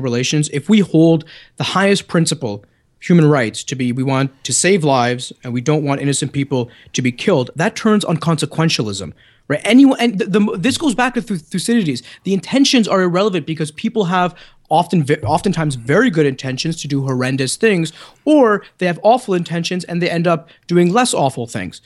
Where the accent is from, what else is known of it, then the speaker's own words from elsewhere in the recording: Canada; accent: Canadian; my good Canadian accent